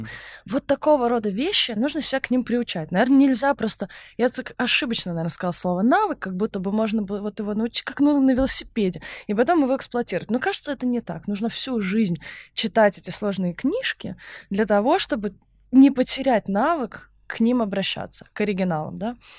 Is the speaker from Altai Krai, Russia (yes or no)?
no; Saint Petersburg, Russia; Я просто из Санкт-Петербурга